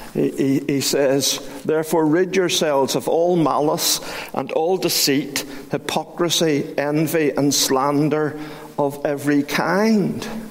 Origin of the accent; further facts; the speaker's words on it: Belfast, Northern Ireland, United Kingdom; I was brought up in Great Victoria Street Baptist Church